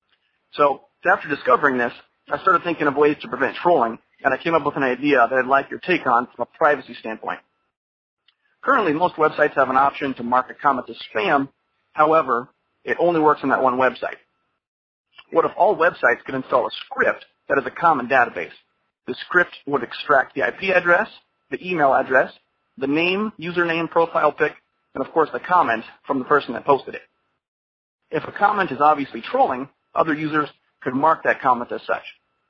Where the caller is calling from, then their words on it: Florida, United States; Hi, Jack. … from Florida.